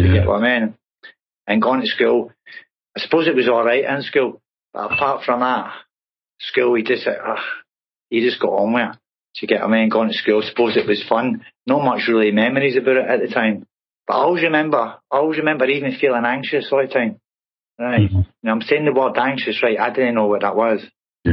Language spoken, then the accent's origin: English; Glasgow, Scotland, United Kingdom; moved away as an adult; now in Plymouth, United Kingdom; growing up in Glasgow. And I grew up in a housing estate called Royston